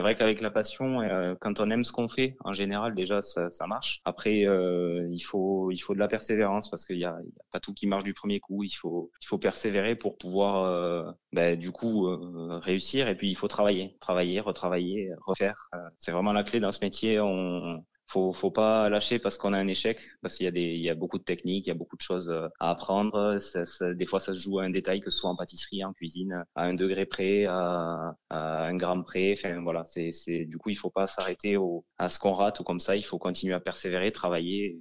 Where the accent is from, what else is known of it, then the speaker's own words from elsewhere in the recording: France; now in Valence, France; je suis originaire dans des Pyrénées